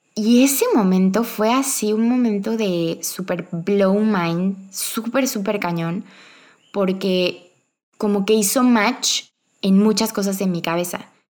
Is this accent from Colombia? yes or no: no; Cuernavaca, Morelos, Mexico; moved away as an adult; also born or lived in Mexico City / Querétaro; yo nací en Cuernavaca, yo amo Cuernavaca